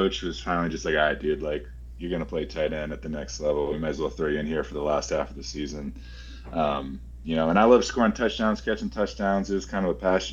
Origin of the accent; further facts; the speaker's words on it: Massachusetts, United States; I'm also from Massachusetts